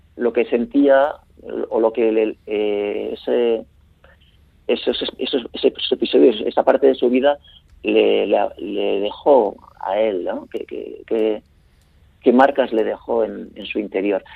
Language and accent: Spanish; Spain; la zona del vidaso donde yo nací